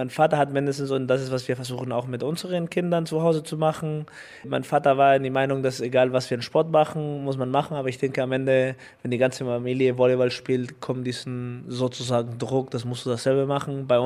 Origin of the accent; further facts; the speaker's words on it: Mexico; born there; weil man, ich geboren bin in Mexiko als Kind von äh, deutsche Bürger und mein mexikanischer Pass, weil ich in Mexiko geboren bin.